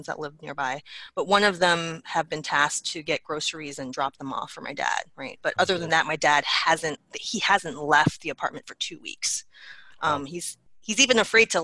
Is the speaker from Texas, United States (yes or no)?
no; New York City, New York, United States; moved away as an adult; now in Grand Rapids, United States; I am a native New Yorker, born and raised.